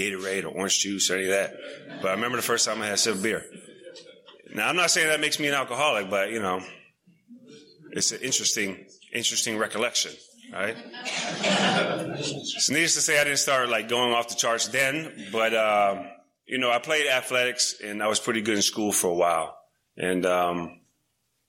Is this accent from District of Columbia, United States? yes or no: yes; Washington, District of Columbia, United States; also born or lived in Montana; I moved to D.C. when I was 6 years old